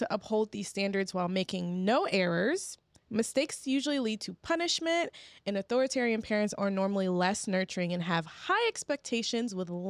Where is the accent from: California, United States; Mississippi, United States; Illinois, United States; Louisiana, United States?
Mississippi, United States; Kilmichael; Kilmichael, Mississippi.